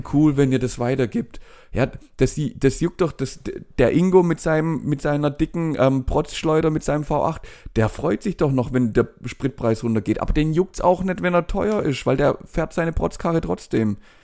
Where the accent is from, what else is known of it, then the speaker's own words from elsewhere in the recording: Germany; Bei uns in Deutschland